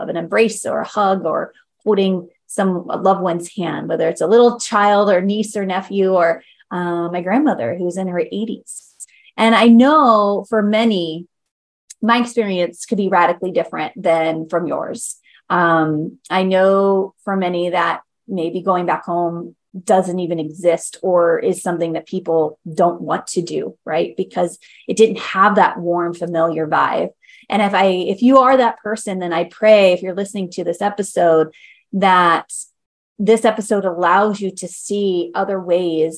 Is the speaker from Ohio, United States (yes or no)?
yes; Baltimore, Ohio, United States; moved away; also born or lived in Pataskala, Ohio / Pickerington, Ohio; my hometown is Baltimore, Ohio, but I went to school from Pataskala, Ohio